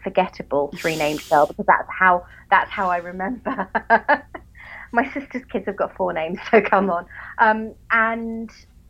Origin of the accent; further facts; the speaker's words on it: England, United Kingdom; accent: English; I'm English.